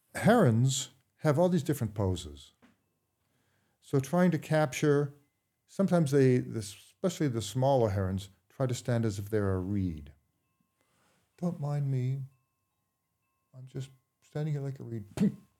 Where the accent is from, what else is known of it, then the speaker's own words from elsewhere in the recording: Brookline, Massachusetts, United States; also born or lived in Bath, Maine / Woolwich, Maine; now in Maine, United States; in Brookline, Mass